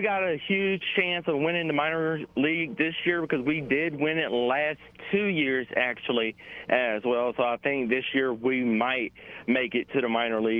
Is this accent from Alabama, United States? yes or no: yes; Montgomery, Alabama, United States; I'm in my hometown of Montgomery, Alabama. I'm in downtown Montgomery of my beautiful home state